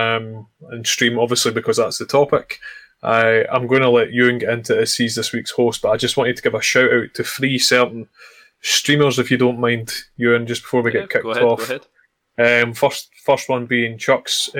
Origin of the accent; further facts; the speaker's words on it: Glenrothes, Scotland, United Kingdom; In my hometown as well